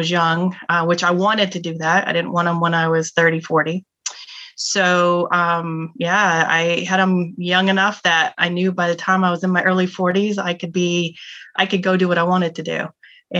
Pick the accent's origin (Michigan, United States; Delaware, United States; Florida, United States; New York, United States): Michigan, United States; moved away; also born or lived in California; I was raised in Michigan. I wasn't born there. I was born in California, but I was raised in Michigan